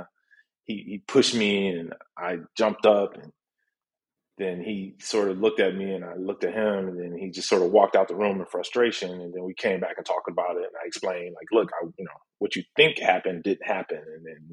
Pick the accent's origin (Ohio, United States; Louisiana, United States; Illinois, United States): Illinois, United States; Chicago; also born or lived in Detroit, Michigan; at about 9 or 10, we moved to Chicago